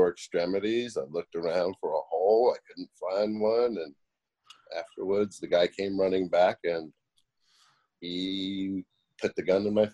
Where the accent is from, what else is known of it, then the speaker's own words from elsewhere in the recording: New York, United States; moved away; I was born and raised in New York